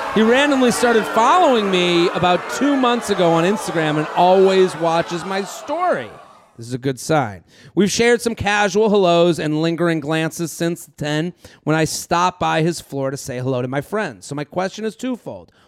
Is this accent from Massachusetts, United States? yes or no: yes; Needham, Massachusetts, United States; moved away; also born or lived in Oxford, Mississippi; I'm from Needham, Massachusetts. I come to Oxford, Mississippi, the middle of nowhere